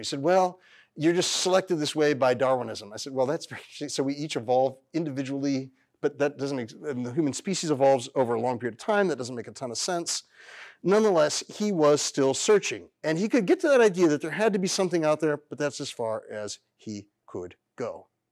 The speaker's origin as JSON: {"language": "English", "area": "Fresno County", "region": "California", "country": "United States", "tie": "born or raised there", "said": "I'm a California native, born and raised. My family are farmers, uh, and school teachers, uh, and I grew up in Fresno County, California"}